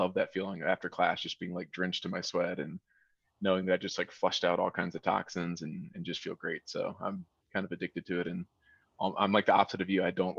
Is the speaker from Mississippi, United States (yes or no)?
no; Colorado, United States; For those of you that don't know me … I'm from Colorado.